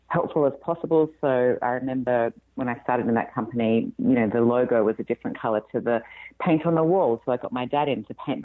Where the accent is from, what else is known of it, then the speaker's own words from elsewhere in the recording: Australia; moved away as an adult; now in California, United States; you can probably tell from my accent that I'm not from here. I'm Australian originally and moved to California 5 years ago now.